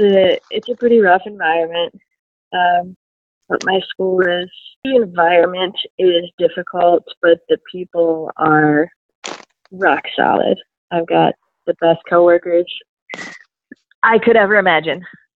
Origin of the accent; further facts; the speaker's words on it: Cadillac, Michigan, United States; moved away as an adult; now in Baltimore, United States; I did. I grew up in Cadillac, Michigan, and then went to Grand Valley State, where we met for my undergrad.